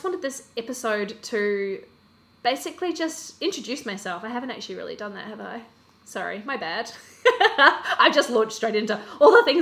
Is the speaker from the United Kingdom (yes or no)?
no; Australia; now in Christchurch, New Zealand; I am originally from Australia. I'm currently living in Christchurch, New Zealand